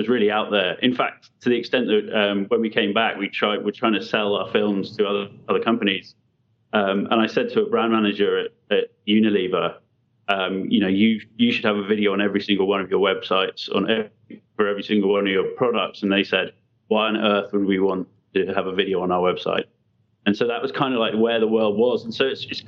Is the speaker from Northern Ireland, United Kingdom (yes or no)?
no; London, United Kingdom; we're originally from London